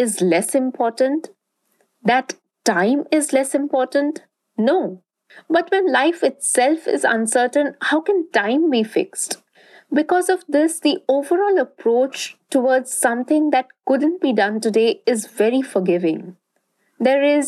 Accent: Durgapur, West Bengal, India; where I grew up, in Durgapur, a small town in eastern India.

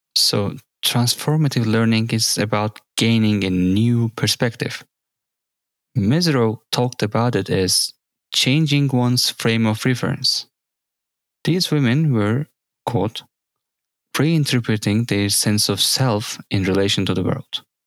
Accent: Samsun, Turkey; moved away as an adult; also born or lived in Ankara; when I came from my hometown, Samsun, to Ankara to study

